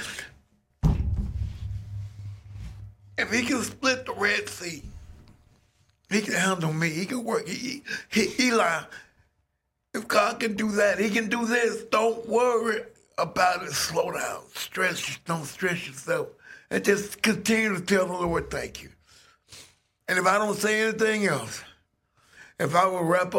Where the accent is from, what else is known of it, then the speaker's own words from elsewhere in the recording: Atlanta, Georgia, United States; I'm from Atlanta and I got started at this radio station in high school in 1975